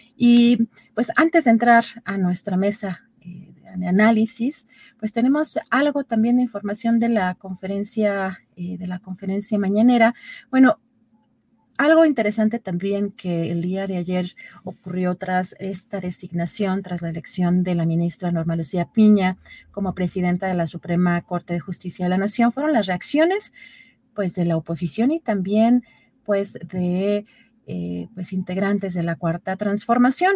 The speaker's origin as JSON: {"language": "Spanish", "country": "Mexico", "said": "los mexicanos"}